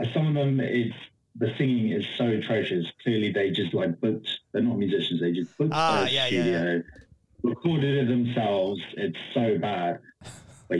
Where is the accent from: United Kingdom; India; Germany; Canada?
United Kingdom; London; moved away as an adult; also born or lived in Washington, D.C., United States; now in Austin, United States; Originally I'm from DC, but I grew up in London, and I've been in Austin, Texas since 2017